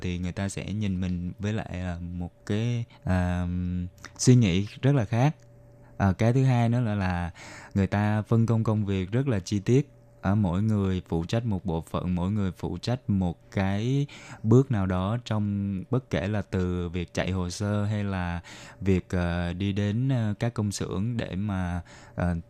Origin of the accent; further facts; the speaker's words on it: Ho Chi Minh City, Vietnam; moved away as an adult; now in Taiwan; mình đến từ thành phố Hồ Chí Minh.